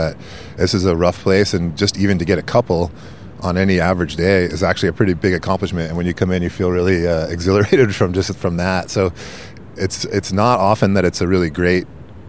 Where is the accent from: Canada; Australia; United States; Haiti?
United States; East Coast; now in San Francisco, United States; when I grew up in the East Coast, where I learned to surf